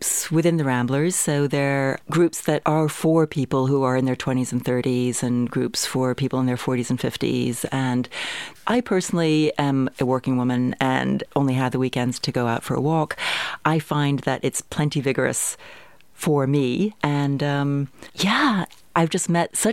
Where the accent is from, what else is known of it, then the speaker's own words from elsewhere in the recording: United States; moved away as an adult; now in Bristol, United Kingdom; I was born in the United States, and my mother's American, father's Dutch, so I have a mixed background.